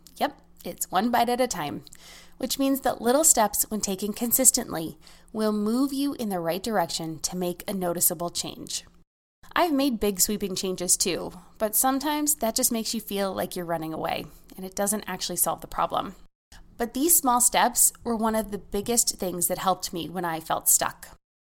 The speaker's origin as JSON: {"language": "English", "country": "United States", "said": "As an American"}